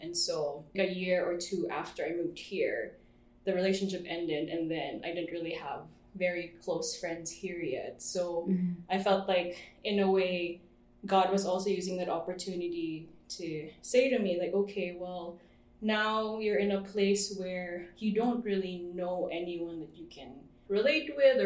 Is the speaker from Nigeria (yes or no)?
no; Philippines; moved away as an adult; now in Vancouver, Canada; I grew up in the Philippines